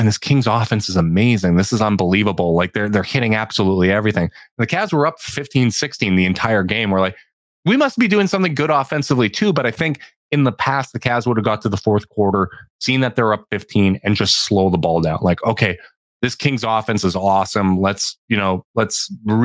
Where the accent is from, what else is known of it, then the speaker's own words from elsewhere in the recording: Canada; I'm Canadian as hell